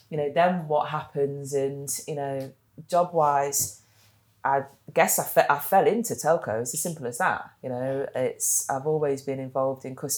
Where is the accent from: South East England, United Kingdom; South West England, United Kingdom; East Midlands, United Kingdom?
East Midlands, United Kingdom; Leicester; I guess I grew up in Leicester. I'm from Leicester